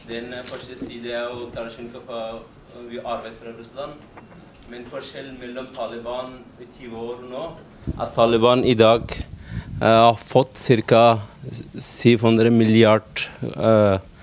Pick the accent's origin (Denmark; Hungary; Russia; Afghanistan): Afghanistan; Norwegian is a second language; now in Norway; Jeg kommer fra Afghanistan